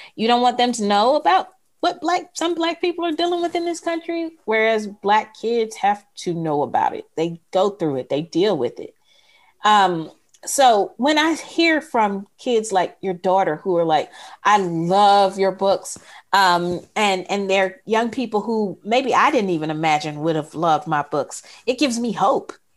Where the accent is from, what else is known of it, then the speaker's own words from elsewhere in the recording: Mississippi, United States; I'm from Mississippi.